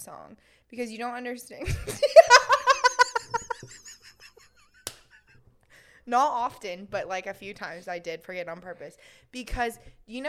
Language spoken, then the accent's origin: English; Gainesville, United States; I am from Gainesville area